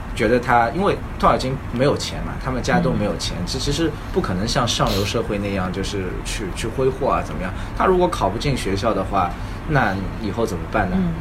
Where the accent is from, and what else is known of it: China